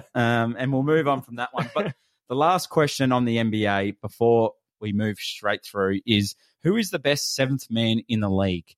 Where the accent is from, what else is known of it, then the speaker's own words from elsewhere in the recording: Australia; we're from Australia